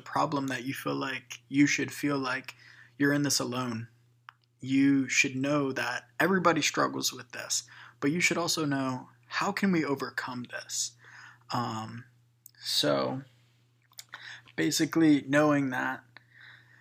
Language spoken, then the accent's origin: English; Louisiana, United States; we're from Louisiana